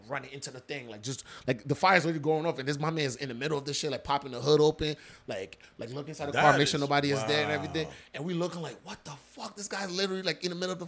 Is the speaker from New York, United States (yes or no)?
no; Jersey City, New Jersey, United States; born or raised there; also born or lived in Liberia / Cleveland, Ohio